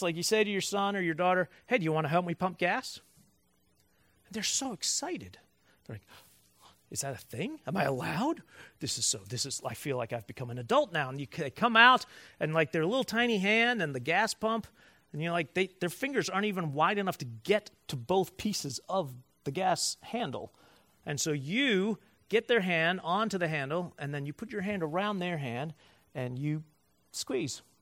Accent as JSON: {"language": "English", "town": "Cleveland", "region": "Ohio", "country": "United States", "tie": "born or raised there", "moved": "yes", "said": "I, in Cleveland, I grew up and stayed in one church. Born raised eighteen years"}